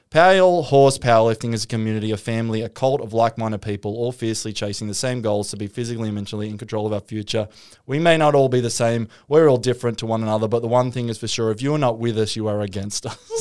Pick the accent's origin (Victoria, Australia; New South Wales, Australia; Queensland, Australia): New South Wales, Australia; Newcastle; I grew up in Newcastle